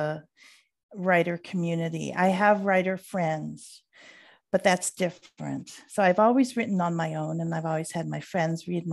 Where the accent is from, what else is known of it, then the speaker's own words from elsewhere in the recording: United States; moved away as an adult; also born or lived in Chicago / San Francisco / New Jersey / Philadelphia; now in Mallorca, Spain; I'm American.